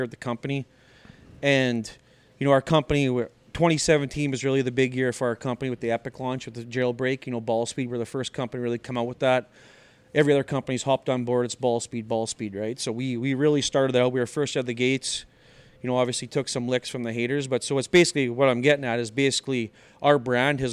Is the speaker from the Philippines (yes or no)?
no; Saskatchewan, Canada; so I'm from Saskatchewan, Canada